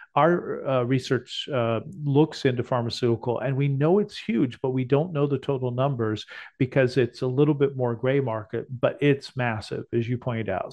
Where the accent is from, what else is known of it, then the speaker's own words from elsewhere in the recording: Texas, United States; We're from Texas